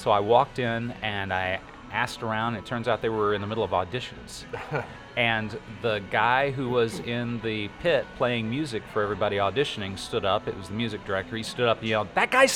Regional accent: Corsicana, Texas, United States; I grew up near Corsicana

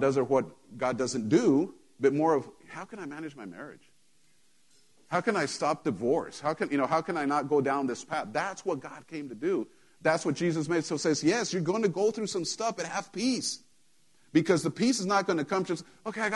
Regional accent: United States; I'm an American

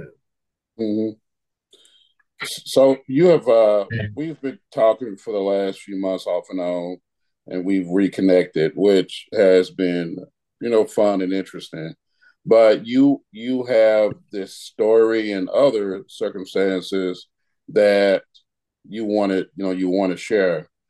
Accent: St. Louis, Missouri, United States; I'm from St. Louis

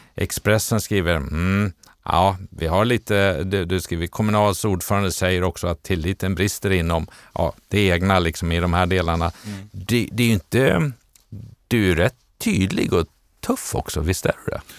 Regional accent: Borås, Västra Götaland, Sweden; now in Stockholm, Sweden; Jag har ju mina rötter, inte från Luleå, men väl från Borås

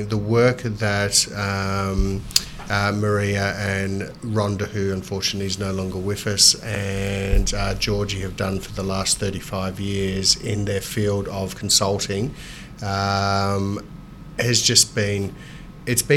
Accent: Melbourne, Victoria, Australia; growing up in Moonee Ponds, which was a very diverse suburb and very multicultural suburb

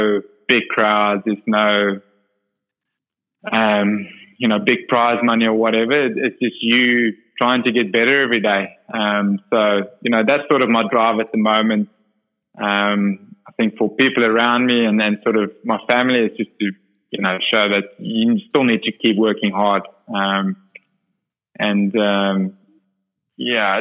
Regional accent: Port Elizabeth, Eastern Cape, South Africa; I'm from Port Elizabeth, and that's sort of the Ironman capital of, you know, Africa

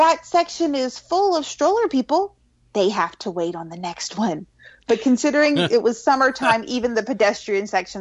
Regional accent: Florida, United States; now in North Carolina, United States; I grew up in Florida

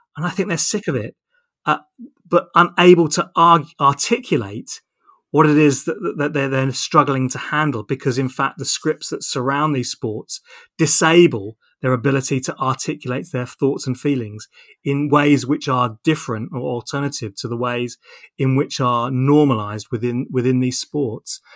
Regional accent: Portsmouth, South East England, United Kingdom; I grew up in Portsmouth.

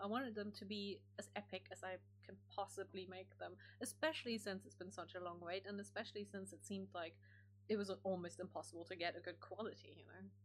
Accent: Germany; moved away; I grew up in Germany

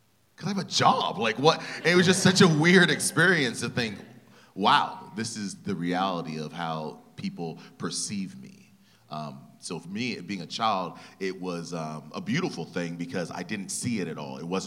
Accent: Ventura, California, United States; I was born and raised in Ventura, California

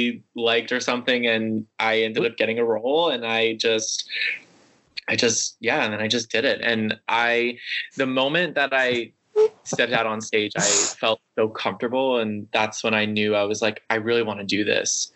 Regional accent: New York, United States; I grew up in New York, so I was only like a train ride away from New York City

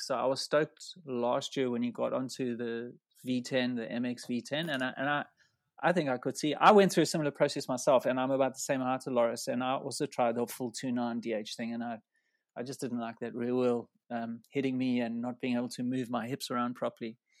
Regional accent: South Africa; we come from a similar area in South Africa

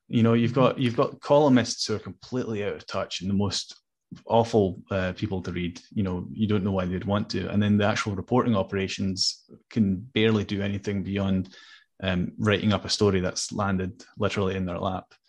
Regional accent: Hamburg, Germany; now in Scotland; I was born in Germany, so I, I'm also an adopted Scot in a way

